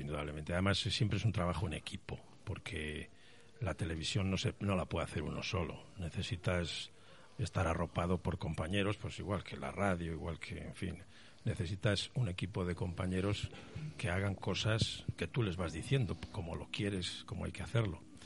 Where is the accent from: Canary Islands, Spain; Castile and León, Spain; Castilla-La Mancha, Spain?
Castile and León, Spain; Palencia; accent: Castellano viejo; now in Madrid, Spain; Yo nací en Palencia y mis primeros pasos los di allí